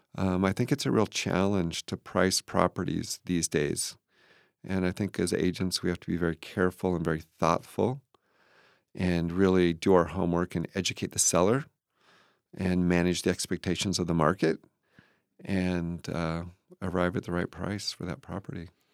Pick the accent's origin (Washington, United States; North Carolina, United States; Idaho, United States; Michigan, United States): Washington, United States; Moses Lake; also born or lived in Kent, Washington; I was born in Moses Lake.